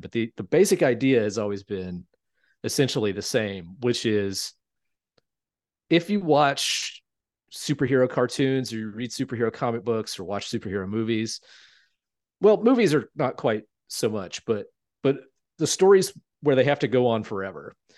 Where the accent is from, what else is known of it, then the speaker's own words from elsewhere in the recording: Shelby, North Carolina, United States; moved away; I grew up in a town called Shelby, North Carolina